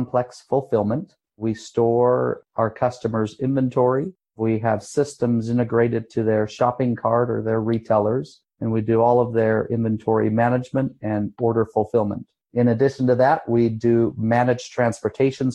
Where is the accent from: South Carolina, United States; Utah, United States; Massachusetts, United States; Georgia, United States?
Utah, United States; Salt Lake City; also born or lived in Dallas, Texas / Cleveland, Ohio; now in Denver, United States; Born and raised in Salt Lake